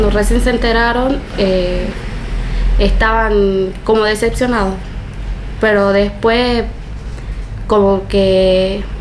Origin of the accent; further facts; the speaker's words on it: Villa Amalia, Argentina; tengo 17 años y soy de Villa Amalia.